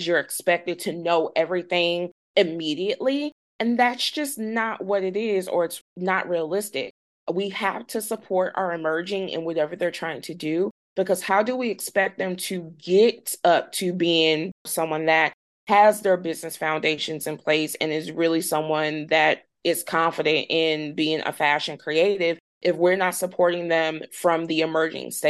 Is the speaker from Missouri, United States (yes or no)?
yes; St. Louis, Missouri, United States; I'm in St. Louis or that I'm from St. Louis